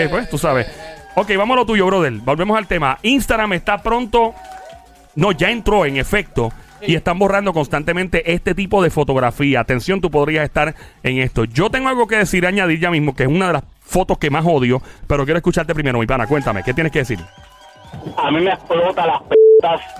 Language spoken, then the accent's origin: Spanish; Caguas, Puerto Rico; yo soy de Cagua, yo soy un jibarito del valle.